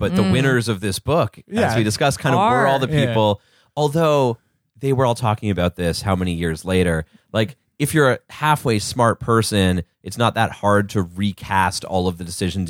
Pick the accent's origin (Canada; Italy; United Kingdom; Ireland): Canada; we didn't go to university and we're Canadian